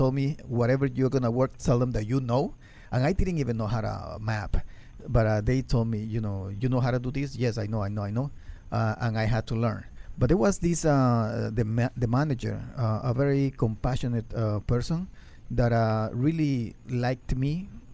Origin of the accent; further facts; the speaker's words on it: Ecuador; English is a second language; moved away as an adult; now in United States; I'm from Ecuador